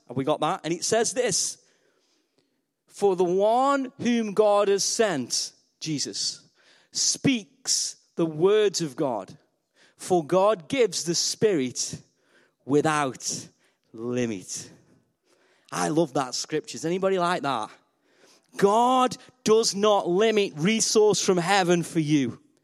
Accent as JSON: {"language": "English", "town": "Stoke-on-Trent", "region": "West Midlands", "country": "United Kingdom", "said": "I'm from Stoke on Trent. We're known as clay people."}